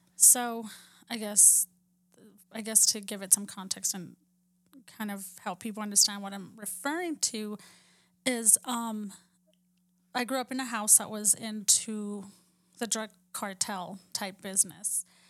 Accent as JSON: {"language": "English", "region": "Texas", "country": "United States", "tie": "born or raised there", "said": "where we grew up in Texas"}